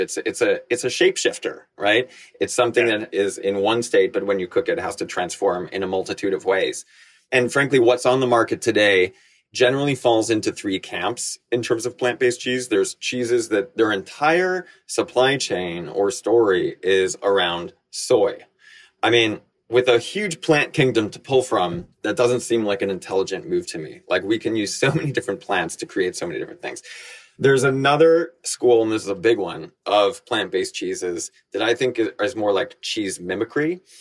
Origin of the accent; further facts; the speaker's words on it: Connecticut, United States; also born or lived in Bangkok, Thailand / New York; I was born in Bangkok. My mom is Thai, my dad was American, and I grew up going to school in Connecticut. So I came here to the States in time for school.